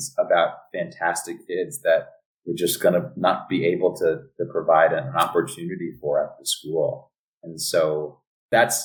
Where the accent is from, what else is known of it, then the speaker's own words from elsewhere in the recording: New York City, New York, United States; moved away as an adult; also born or lived in Ojai, California / San Francisco, California; now in Los Angeles, United States; born and raised in the Bronx